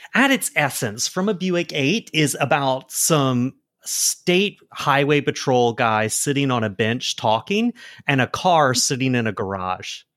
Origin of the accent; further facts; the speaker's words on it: South Carolina, United States; I'm from South Carolina.